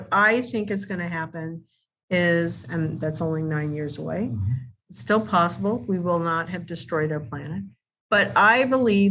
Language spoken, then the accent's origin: English; Kansas, United States; I'm from Kansas.